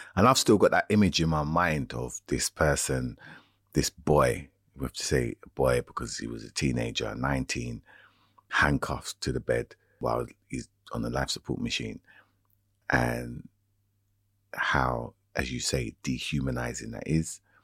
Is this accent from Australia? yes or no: no; United Kingdom; as a young person growing up in Britain